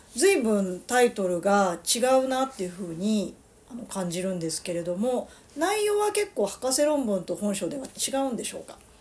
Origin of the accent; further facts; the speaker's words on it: Yokohama, Kanagawa, Japan; now in Kobe, Japan; 私はあの横浜出身でで今神戸に住んでますので。